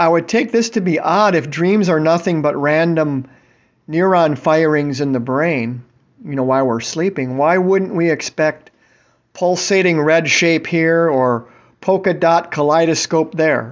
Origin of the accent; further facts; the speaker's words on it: Tampa, Florida, United States; I'm from Tampa